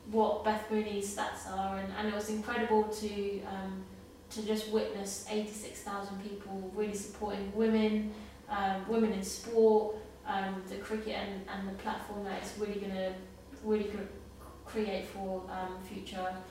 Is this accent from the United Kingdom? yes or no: yes; London, United Kingdom; coming back to my hometown